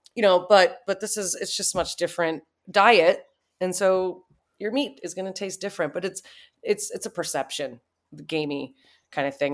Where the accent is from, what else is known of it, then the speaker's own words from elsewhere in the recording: Cincinnati, Ohio, United States; now in Denver, United States; I grew up in Cincinnati, Ohio.